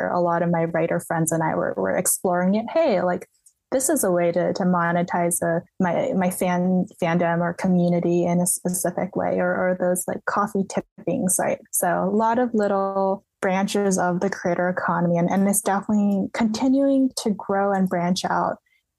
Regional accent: the Bay Area, California, United States; I grew up in the Bay Area

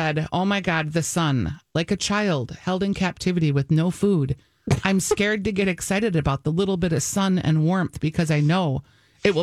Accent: Minnesota, United States; I'm a Minnesotan

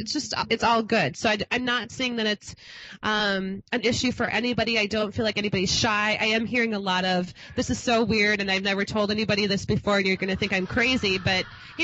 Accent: Minnesota, United States; I come from Minnesota, and God knows if anybody's stoked, we are.

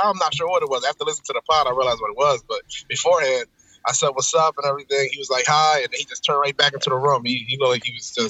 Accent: Philadelphia, Pennsylvania, United States; North Philly. Well, I grew up in North Philly. I live further out northeast now, but it's still Philly.

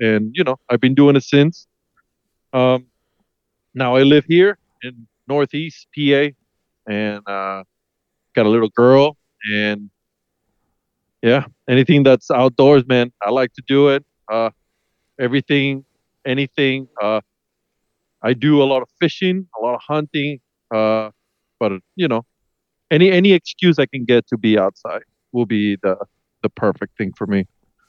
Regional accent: Venezuela; English is a second language; now in United States; I am actually from South America, born and raised down there. And I moved to the States in 2001. And I grew up in the wild too, man. Dan calls me the Venezuelan redneck.

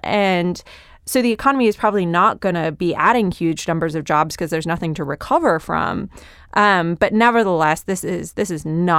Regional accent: Connecticut, United States; I grew up in suburban Connecticut, and I still didn't learn to drive until I was

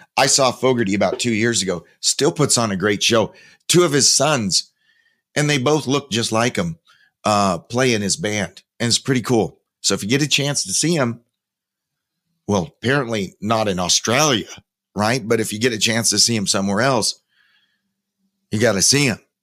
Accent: Spokane, Washington, United States; my hometown, Spokane, Washington

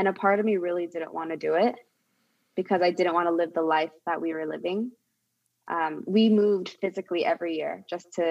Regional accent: Bay Area, California, United States; born or raised there; also born or lived in Korea

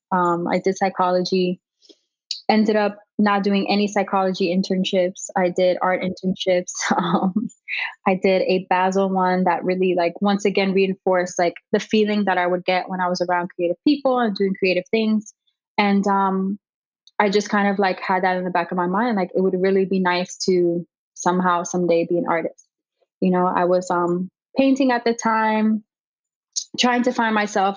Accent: Miami, Florida, United States; born and raised in Miami. I've lived here my whole life

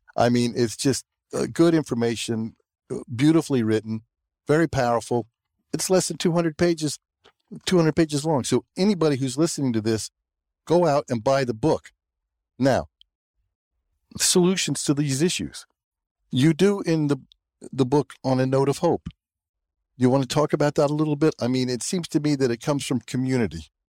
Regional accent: the South, United States; I grew up in the South

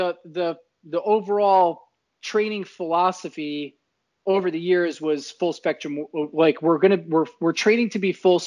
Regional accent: New Jersey, United States; moved away as an adult; also born or lived in central Florida; now in Florida, United States; I moved back to my hometown in New Jersey

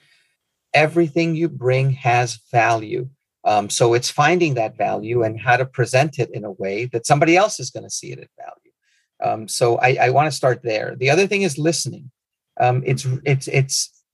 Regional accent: Nicaragua; moved away; also born or lived in Midwest; my home country of Nicaragua

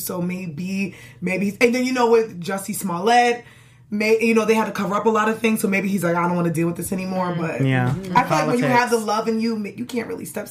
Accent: New York, United States; I'm from New York.

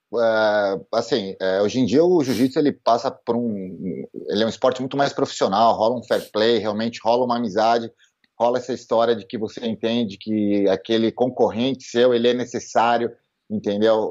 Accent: São Paulo, Brazil; eu sou nascido e criado em São Paulo

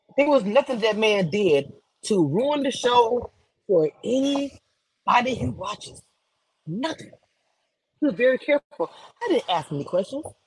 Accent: Louisiana, United States; I'm from Louisiana

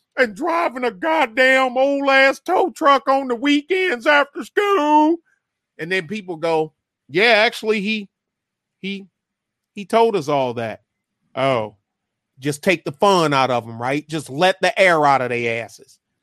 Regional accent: Michigan, United States; I'm from Michigan

